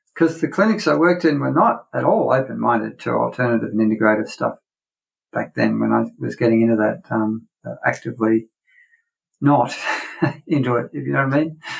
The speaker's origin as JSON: {"language": "English", "region": "North Queensland", "country": "Australia", "tie": "born or raised there", "said": "I grew up on a, a cattle property or a, ranch for sort of American people in North Queensland here in Australia."}